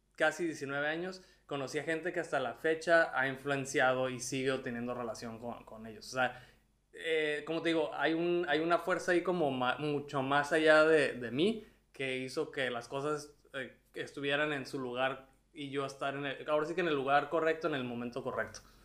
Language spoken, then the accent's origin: Spanish; Tijuana, Baja California, Mexico; moved away as an adult; also born or lived in Mexico City